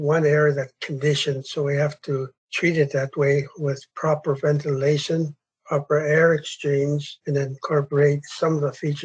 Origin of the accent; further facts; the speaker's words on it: Bella Coola, British Columbia, Canada; I'm from Ballycoola